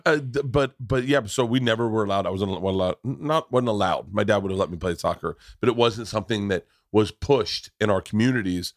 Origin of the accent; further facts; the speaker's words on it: Tampa, Florida, United States; growing up in Tampa